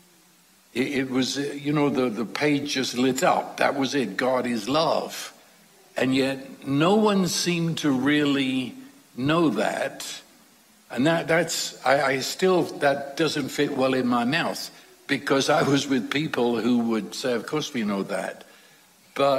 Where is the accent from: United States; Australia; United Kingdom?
United Kingdom; London; I was raised in London during World War II.